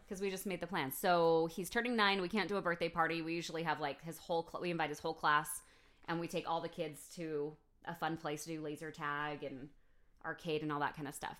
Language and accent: English; United States; if I lived in a different country as an American